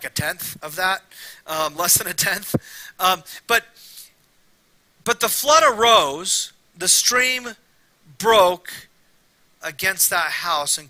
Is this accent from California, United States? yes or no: yes; Temecula, California, United States; also born or lived in Fullerton, California; My mom moved us to Temecula, and I grew up there the rest of my childhood, early adulthood.